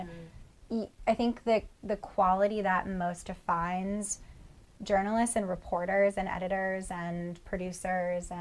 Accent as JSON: {"language": "English", "region": "Northeast Ohio", "country": "United States", "tie": "born or raised there", "said": "I'm from Northeast Ohio"}